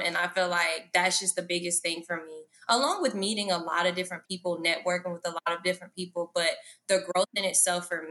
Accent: Atlanta, Georgia, United States; also born or lived in Indianapolis, Indiana; I'm from Indianapolis, Indiana, but I moved here when I was 3. Here is Atlanta. And ever since then, yeah, like it's been a journey. Atlanta has made me, raised me

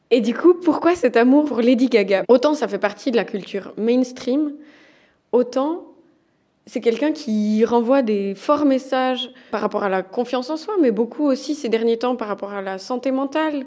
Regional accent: Valais, Switzerland; on a grandi ensemble en Valais.

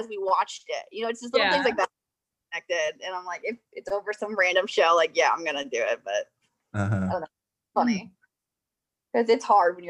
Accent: Springfield, Illinois, United States; also born or lived in Jacksonville; So I grew up in Springfield and then went to Jacksonville for school.

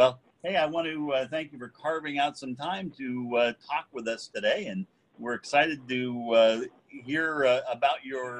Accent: Eugene, Oregon, United States; as a kid, I remember growing up in Eugene and going and fishing on a creek called Mill Creek and catching little cutthroat trout

